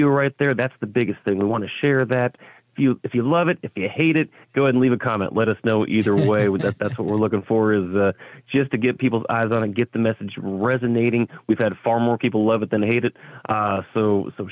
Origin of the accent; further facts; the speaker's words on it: Tucson, Arizona, United States; I grew up in Tucson, Arizona as an Air Force brat.